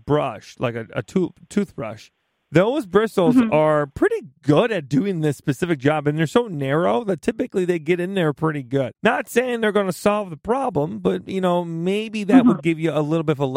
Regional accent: Midwest, United States; I just am from the Midwest, so everything, it just sounds bad. My accent doesn't make this better

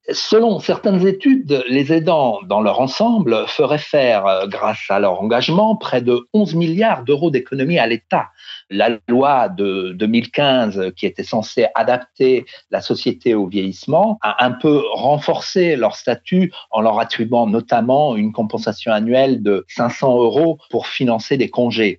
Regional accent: France; chez nous en France

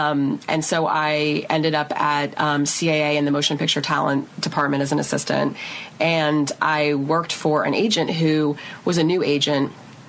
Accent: Seattle, Washington, United States; born or raised there

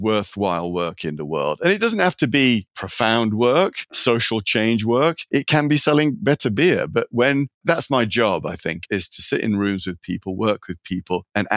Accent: Sheffield, Yorkshire and the Humber, United Kingdom; moved away as an adult; also born or lived in California; now in San Francisco, United States; I'm a product of Sheffield, England. It's steel working town, working class family.

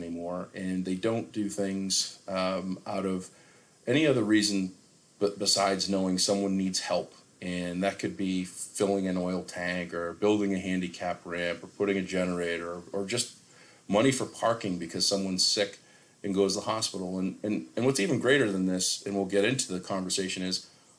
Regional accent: Easton, Massachusetts, United States; in my hometown of Easton, Massachusetts

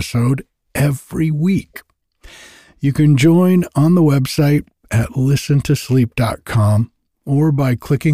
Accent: Rhode Island, United States; moved away as an adult; now in Northern California, United States; I grew up in Rhode Island and lived and worked on the water there.

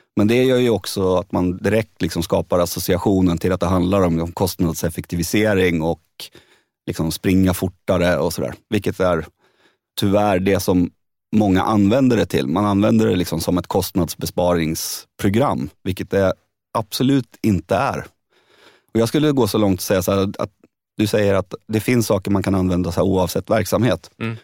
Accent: Södertälje, Stockholm County, Sweden; jag är liksom arbetarpojken från Södertälje

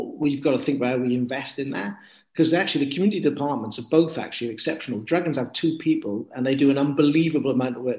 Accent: Cumbria, North West England, United Kingdom; moved away; when I was a boy growing up in Cumbrae

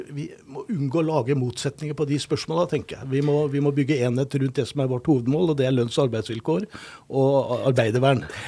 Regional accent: Oslo, Norway; now in Trondheim, Norway; når jeg vokste opp i Oslo. Gikk på Grefsen folkeskole.

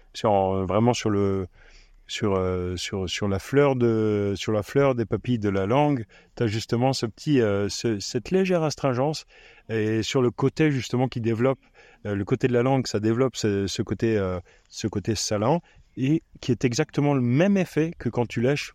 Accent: Reichshofen, Grand Est, France; moved away; also born or lived in Romania; Du nord de Strasbourg, à Reichshofen

